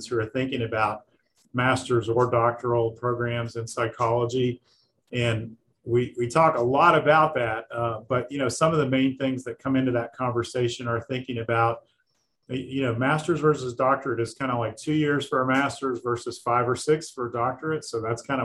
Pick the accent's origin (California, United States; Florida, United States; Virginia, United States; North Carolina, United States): Virginia, United States; rural Southwestern; moved away as an adult; now in Lexington, Kentucky, United States; I grew up in rural Southwestern Virginia